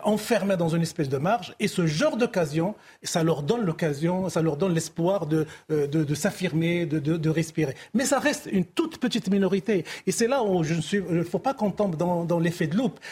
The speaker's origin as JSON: {"language": "French", "country": "Morocco", "said": "en tant que Marocain"}